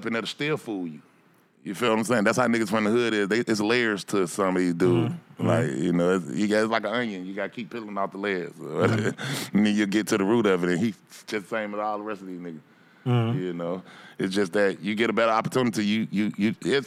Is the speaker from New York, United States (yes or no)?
no; Atlanta, Georgia, United States; I'm from Bankhead Cote, man. I'm from down that street. I'm the only one from that spot